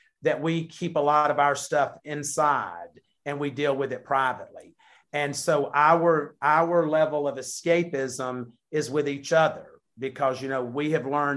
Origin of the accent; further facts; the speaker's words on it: the South, United States; we're from the South